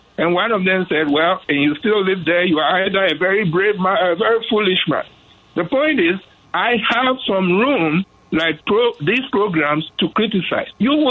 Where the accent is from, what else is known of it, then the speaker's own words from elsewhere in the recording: Ghana; now in United States; I was born in Ghana.